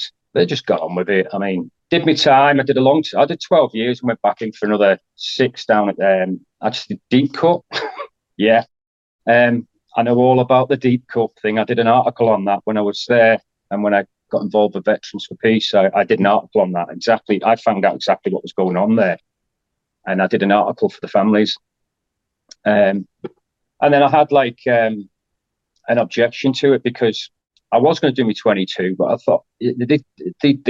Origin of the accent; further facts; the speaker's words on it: Isle of Man; moved away as an adult; I grew up in the Isle of Man, so a very small community